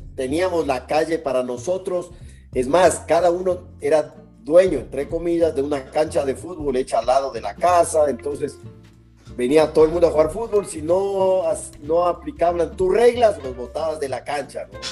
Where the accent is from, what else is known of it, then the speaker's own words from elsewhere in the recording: Guayaquil, Guayas, Ecuador; also born or lived in Quito, Ecuador; Pues yo nací en Quito en el año 1954. Eh, a los pocos meses realmente de, nacido, mi familia decidió trasladarse a vivir a Guayaquil. Y en Guayaquil iniciamos pues nuestra vida allá